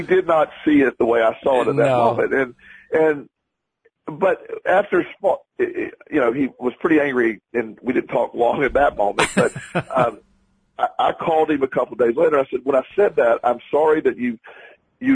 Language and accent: English; Plant City, Florida, United States; my hometown of Plant City, Florida